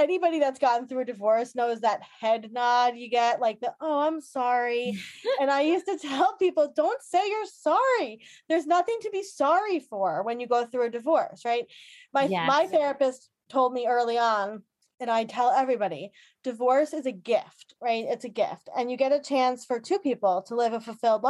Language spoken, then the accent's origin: English; Long Island, New York, United States; I am from Long Island